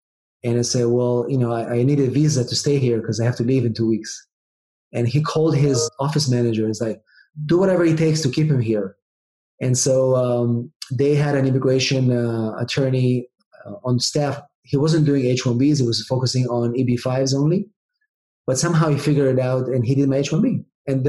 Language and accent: English; Israel; English is a second language; moved away as an adult; also born or lived in England; now in San Diego, United States; I'm originally from Israel